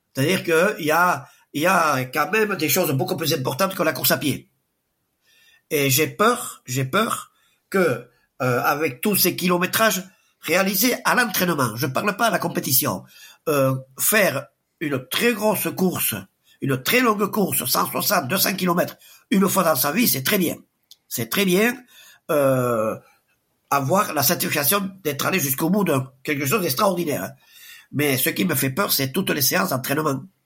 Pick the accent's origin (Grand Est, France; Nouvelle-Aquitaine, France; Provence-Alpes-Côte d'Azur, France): Nouvelle-Aquitaine, France; Sparin; now in Espelette, France; je suis pas né à Espelette, je suis né à Sparin.